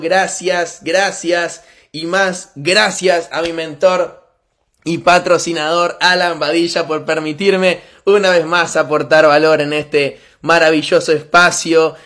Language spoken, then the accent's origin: Spanish; Argentina; soy argentino